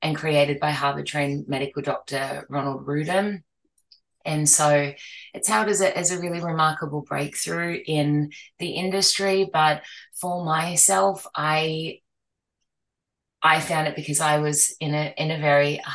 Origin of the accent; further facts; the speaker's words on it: Australia; now in Gold Coast, Australia; I'm from Australia, specifically the Gold Coast in Queensland